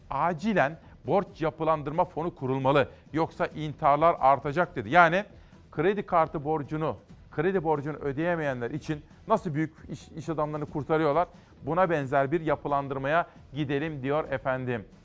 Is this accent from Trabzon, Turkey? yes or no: yes; Trabzon, Turkey; Güzel memleketim Trabzon'un düşman işgalinden kurtuluşunun 102. yılı.